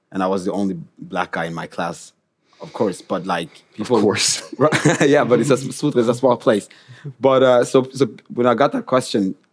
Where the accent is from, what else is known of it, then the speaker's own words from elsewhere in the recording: DR Congo; now in Bergen, Norway; no, I'm from the Democratic Republic of Congo.